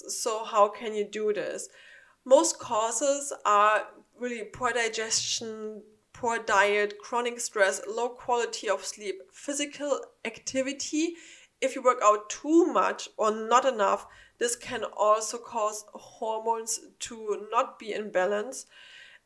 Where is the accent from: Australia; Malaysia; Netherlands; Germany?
Germany; now in United States; I'm from Germany, we don't have something like that there. So when I first arrived in the United States